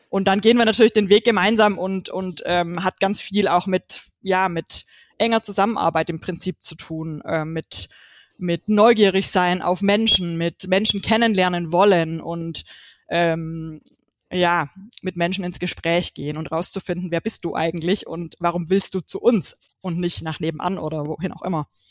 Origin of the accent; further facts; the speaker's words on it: Swabia, Baden-Württemberg, Germany; ich komme aus dem Schwabenländle